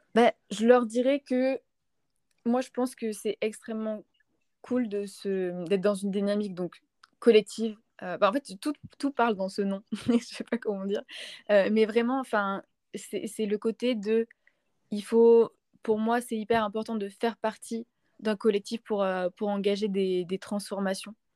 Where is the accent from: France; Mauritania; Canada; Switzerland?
France; Montpellier, Occitania; Je suis née à Montpellier